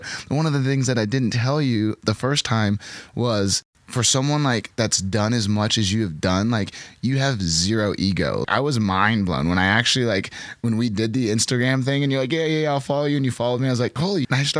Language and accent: English; Pacific Northwest, United States; how we're both from the Northwest.